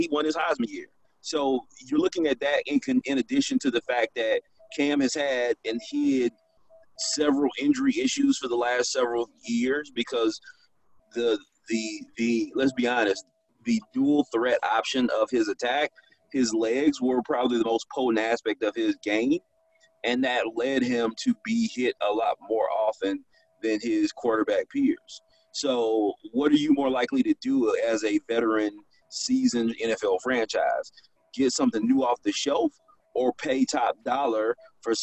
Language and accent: English; Atlanta, Georgia, United States; born or raised there